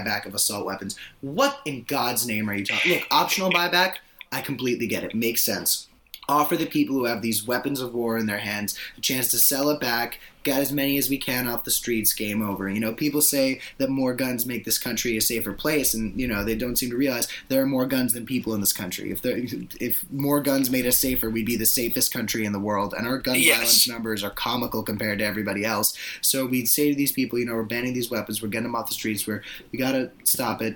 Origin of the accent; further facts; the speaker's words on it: Parkland, Florida, United States; I'm from Parkland, Florida, which officially makes me this podcast's first Florida man